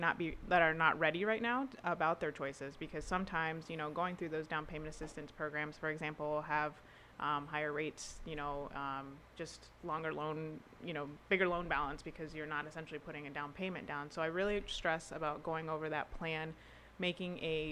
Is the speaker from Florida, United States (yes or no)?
yes; Naples, Florida, United States; also born or lived in Tampa; I pretty much was born and raised in Naples